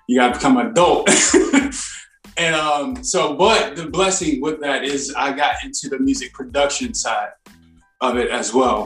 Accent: Virginia, United States; now in North Carolina, United States; I'm originally from Virginia.

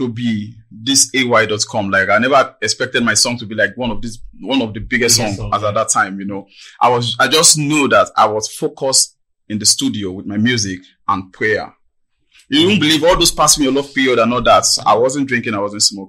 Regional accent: Maryland, Lagos, Nigeria; born and brought up in Maryland. Nigeria, Maryland.

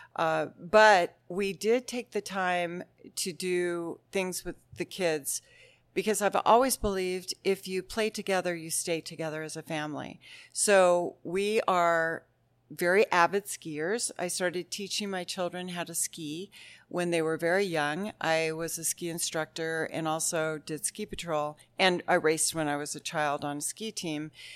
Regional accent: Mount Lemmon, Arizona, United States; also born or lived in Tucson; We'd say, "Mount Lemon." And they'd say, "Really? Where do you go to school?" And we'd say, "Well, we live on the mountain, but we drive to Tucson Monday through Friday. We live in town just to go to school."

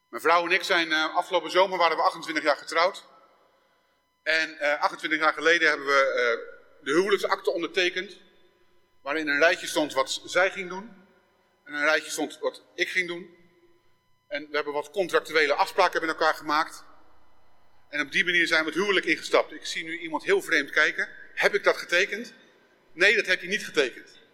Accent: Netherlands; Ik ben geboren in Nederland.

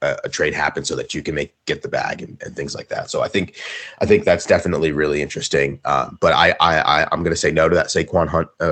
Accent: Easton, Pennsylvania, United States; a high school near my hometown in Easton, Pennsylvania

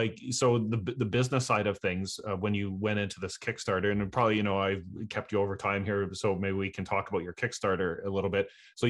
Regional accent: Canada; I'm Canadian.

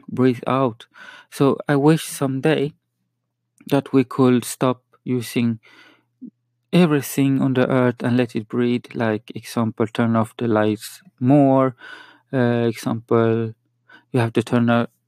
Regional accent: Sweden; first language Spanish; English is a second language; also born or lived in Chile; I'm from Sweden. And my actual language is Spanish. I talk Spanish at home. I'm from Chile, so just you know that I speak a lot of more Swedish

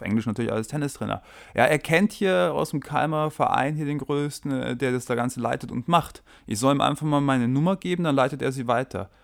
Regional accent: Germany; moved away as an adult; now in Sweden; wir als Deutsche keinen tatsächlichen Akzent im Schwedisch haben

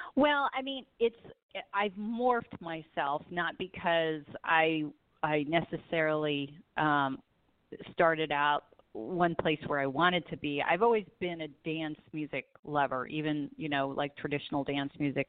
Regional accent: Southern California, United States; I grew up in Southern California, so I am definitely a beach girl

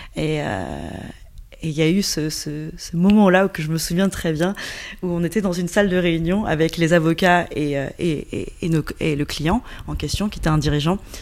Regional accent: Yunnan, China; now in Paris, France; je suis franco-chinoise, effectivement, je viens du Yunnan

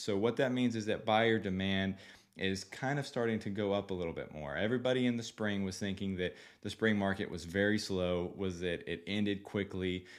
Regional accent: Seguin, Texas, United States; now in San Antonio, United States; I grew up in Seguin, you know, small town Seguin

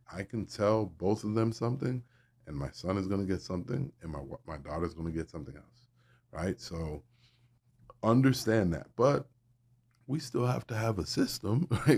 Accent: Miami, Florida, United States; moved away as an adult; also born or lived in North Carolina; I guess I'm from Miami

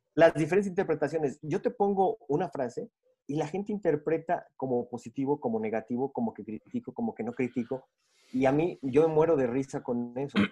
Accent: Mexico; now in Bogotá, Colombia; mexicano, pero ahorita ya estamos viviendo en Bogotá

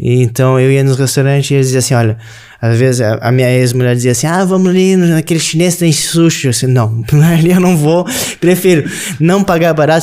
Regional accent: Rio Grande do Sul, Brazil; moved away as an adult; also born or lived in Florianópolis, Santa Catarina; now in Portugal; Eu sou do sul do Brasil, Rio Grande do Sul

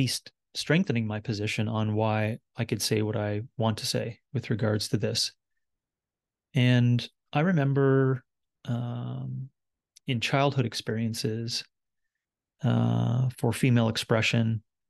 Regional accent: Wabush, Newfoundland and Labrador, Canada; born there; I was born in 1974 in Wabash, Labrador. And my childhood and then my teen years and university years and adult years and leading up to now

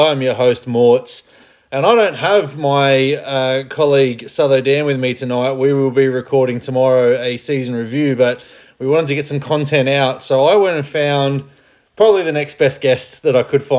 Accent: Australia; accent: Australian; also born or lived in United Kingdom; As a British man with an Australian accent

